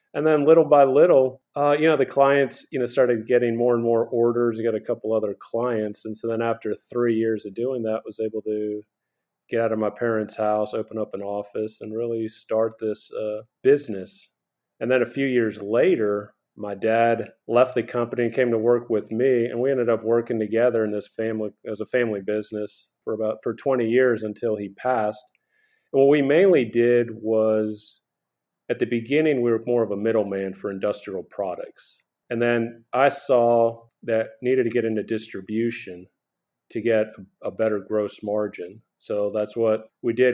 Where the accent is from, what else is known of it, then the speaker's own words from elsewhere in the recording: Houston, Texas, United States; also born or lived in New York City; I was born in New York City, but I grew up in Houston, Texas